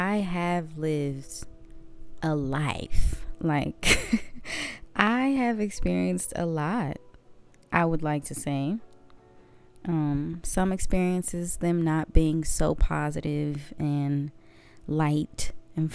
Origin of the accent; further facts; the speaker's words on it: Waldorf, Maryland, United States; moved away as an adult; now in Mississippi, United States; I am from Maryland. Waldorf, Maryland, to be exact. But I am from the DMV.